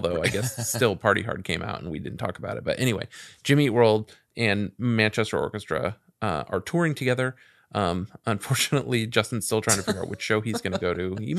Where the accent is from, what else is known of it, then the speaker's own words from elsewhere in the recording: Mexico; moved away; I used to live in my hometown in Mexico back then.